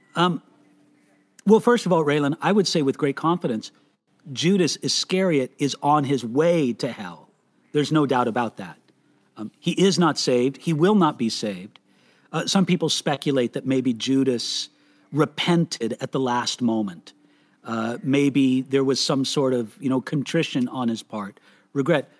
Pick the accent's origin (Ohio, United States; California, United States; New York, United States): California, United States; I was born and raised in America, in California